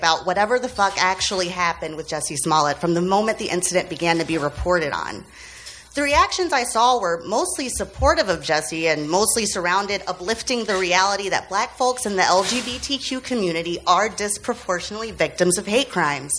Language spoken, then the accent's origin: English; Birmingham, Alabama, United States; I'm from Birmingham, Alabama